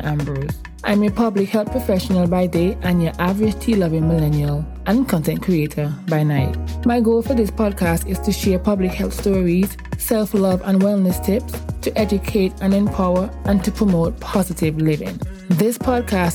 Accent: Antigua & Barbuda; accent: island accent; also born or lived in England; now in Atlanta, United States; I grew up in this small Caribbean island called Antigua

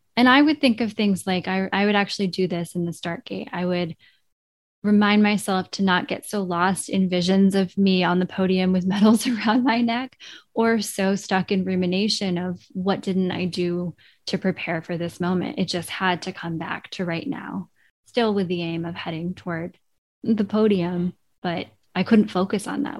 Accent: Vermont, United States; growing up in Vermont, there was always this strong sense of place in the natural world

